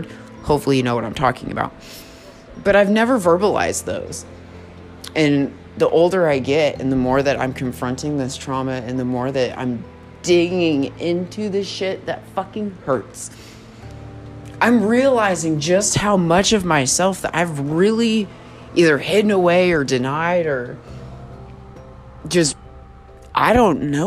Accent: San Francisco Bay Area, California, United States; born or raised there; moved away as an adult; now in Oklahoma, United States

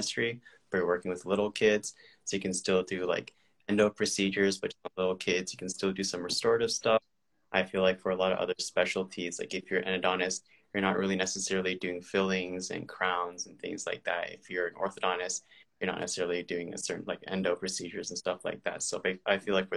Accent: California, United States; moved away as an adult; now in Milwaukee, United States; I'm originally from California

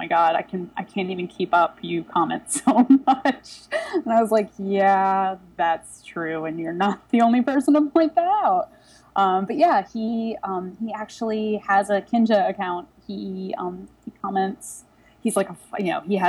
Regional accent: Delaware, United States; also born or lived in Philadelphia; now in New York, United States; I'm originally from Delaware

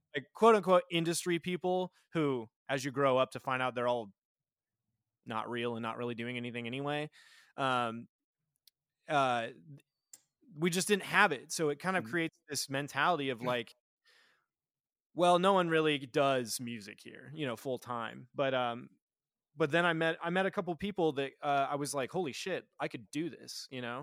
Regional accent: Nebraska, United States; I, am born and raised in Nebraska

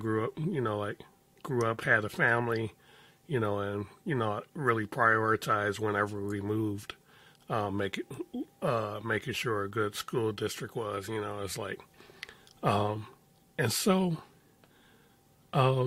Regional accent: Chicago, Illinois, United States; I grew up in Chicago. My coming of age years, my teen years, were in the middle of the Chicago drug wars

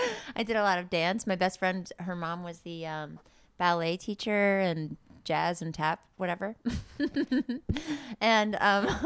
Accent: Westchester County, New York, United States; moved away; Where's your home? New York. Whoa. City? Westchester County.

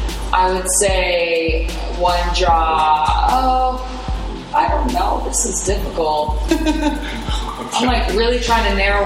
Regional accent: Puyallup, Washington, United States; I am from, well, I say I'm from Seattle, which is why I say Seattle, because you wouldn't know Puyallup, why. Okay. So Puyallup.

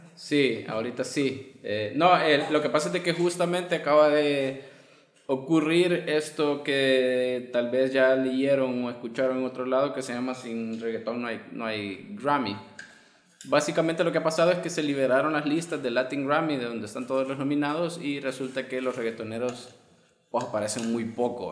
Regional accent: El Salvador; los salvadoreños tenemos el albur de la paloma

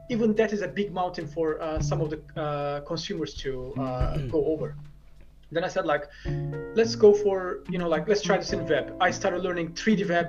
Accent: Turkey; also born or lived in Istanbul; i was born in the biggest city but i grew in one of the smallest places

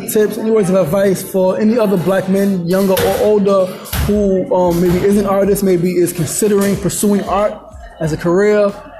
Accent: New York City, New York, United States; I'm from New York City

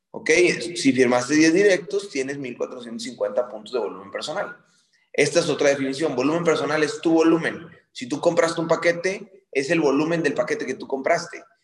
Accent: Mexico; now in New York, United States; Soy mexicana, pero vivo en Nueva York.

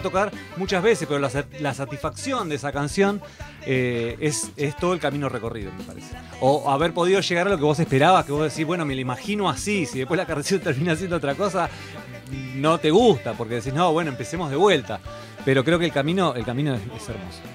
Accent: La Plata, Buenos Aires Province, Argentina; yo soy platense, entonces ellos no son. Ellos son todos de Capital, yo soy de La Plata.

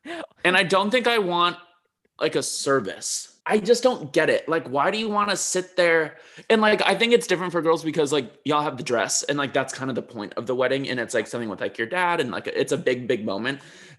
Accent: Chicago, Illinois, United States

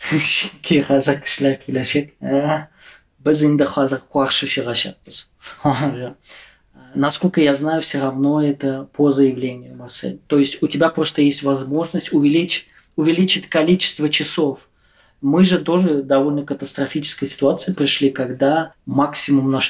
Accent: Russia; я говорю как э, татарин из России, у вас должен быть другой взгляд диаспоральных татар.

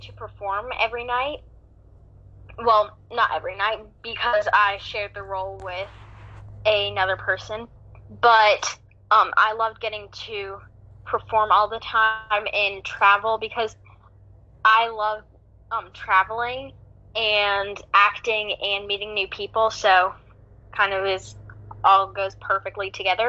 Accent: Greensboro, North Carolina, United States; I'm from Greensboro, North Carolina

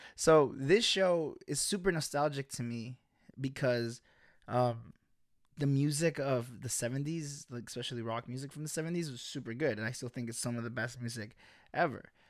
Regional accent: United States; also born or lived in El Salvador; When we get to the U S, when I was eight

